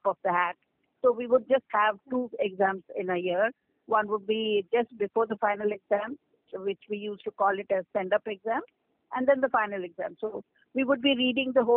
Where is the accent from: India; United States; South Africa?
India; Odisha; We grew up in Orissa